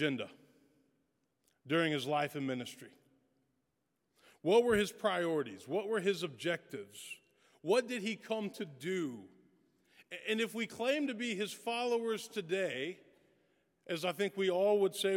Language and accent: English; West Tennessee, United States; also born or lived in Texas; now in Nashville, United States; I grew up in West Tennessee